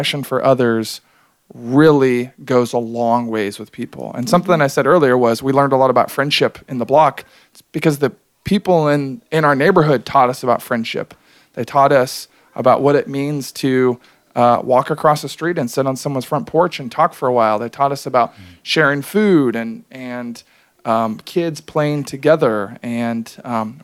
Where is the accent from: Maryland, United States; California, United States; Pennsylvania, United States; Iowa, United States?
Iowa, United States; Logan; I talked about growing up in Logan, Iowa. After we had done Quest for a while, we went back to my hometown, Logan